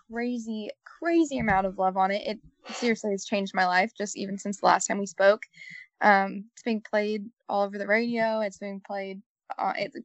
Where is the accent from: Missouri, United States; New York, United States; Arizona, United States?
Missouri, United States; Columbia; my hometown, Columbia, Missouri